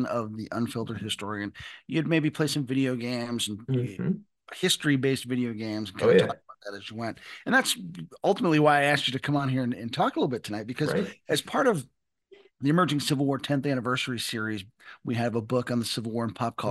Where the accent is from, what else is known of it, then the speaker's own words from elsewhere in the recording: Western New York, United States; I come from Western New York